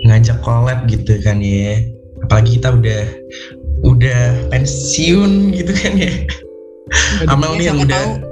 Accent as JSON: {"language": "Indonesian", "town": "Semarang", "region": "Central Java", "country": "Indonesia", "said": "Gue mau kasih tips and trick juga deh sebagai orang Semarang nih."}